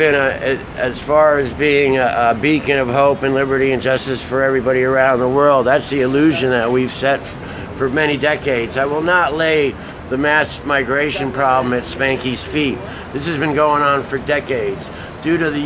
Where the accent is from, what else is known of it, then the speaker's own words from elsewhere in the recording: New York City, New York, United States; I'm from New York City